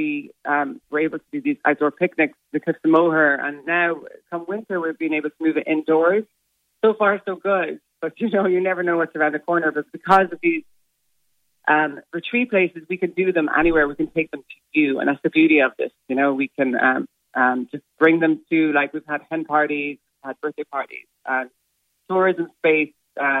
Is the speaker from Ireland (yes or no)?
yes; Shannon, Munster, Ireland; I'm originally from Shannon. I have memories of me and my siblings walking in the mud in the Shannon.